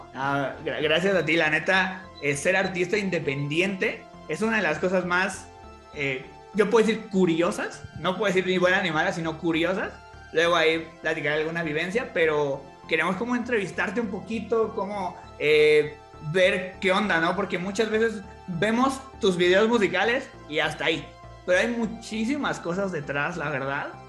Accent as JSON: {"language": "Spanish", "town": "Toluca", "region": "State of Mexico", "country": "Mexico", "said": "yo también soy de Toluca"}